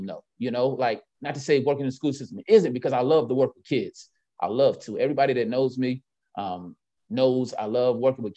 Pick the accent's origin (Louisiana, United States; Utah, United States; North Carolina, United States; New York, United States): North Carolina, United States; Winston-Salem; also born or lived in Richmond; I grew up in North Carolina